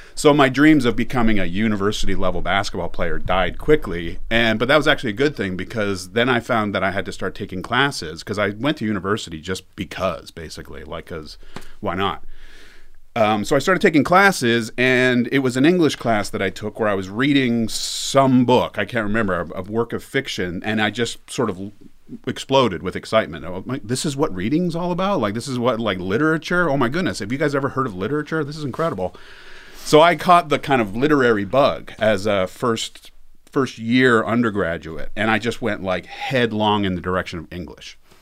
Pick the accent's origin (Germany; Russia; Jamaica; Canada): Canada; moved away as an adult; now in Las Vegas, United States; I'm from Canada. It's been a long time. Um, I went to grad school in ninety-seven. So I've been, I think, in the States for longer than I was in Canada